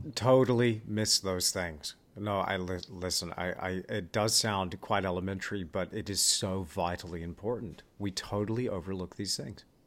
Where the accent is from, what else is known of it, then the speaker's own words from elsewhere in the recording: Perth, Western Australia, Australia; also born or lived in Austin, Texas / New Zealand; we moved to New Zealand when I was six years old. And then from there, when I was ten, we moved to Australia. And I grew up in Australia, lived there for twenty-two years. I was in Perth.